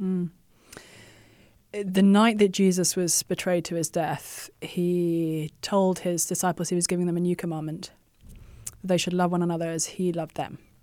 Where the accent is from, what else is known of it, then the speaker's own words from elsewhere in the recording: England, United Kingdom; moved away as an adult; now in United States; I was born and raised in England and had no desire or intention to leave my homeland